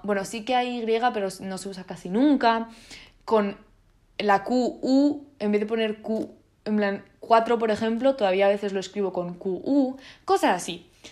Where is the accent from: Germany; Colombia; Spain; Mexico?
Spain; first language Italian and Spanish; me he criado en España